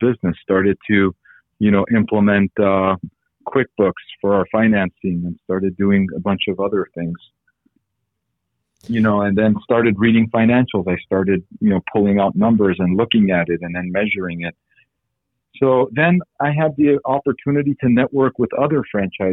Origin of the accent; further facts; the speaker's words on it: California, United States; also born or lived in Armenia; I grew up in California